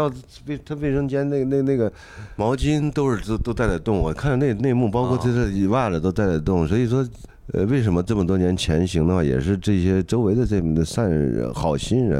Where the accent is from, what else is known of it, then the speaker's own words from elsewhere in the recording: Henan, China; 我河南人这次这次这次也挺惨的，刚刚遭了这个水灾，又又又又又这次疫情又又弄的